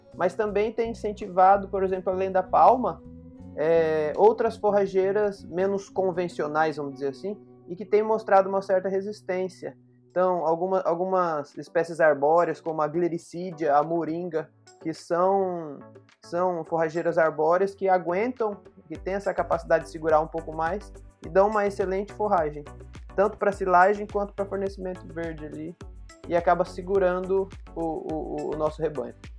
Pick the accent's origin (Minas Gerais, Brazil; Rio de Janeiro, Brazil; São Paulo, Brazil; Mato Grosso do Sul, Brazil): Mato Grosso do Sul, Brazil; Campo Grande; now in Paraíba, Brazil; eu não sou aqui da Paraíba. Eu sou de Campo Grande, no Mato Grosso do Sul